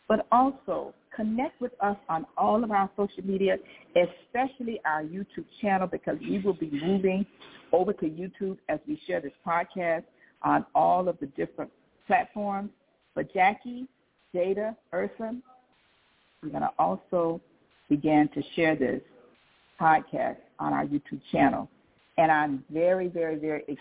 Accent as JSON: {"language": "English", "town": "New Orleans", "region": "Louisiana", "country": "United States", "tie": "born or raised there", "said": "We are native New Orleanians."}